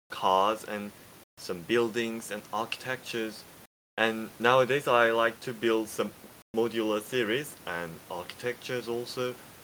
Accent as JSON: {"language": "English", "country": "South Korea", "second_language": "English", "said": "I'm from South Korea"}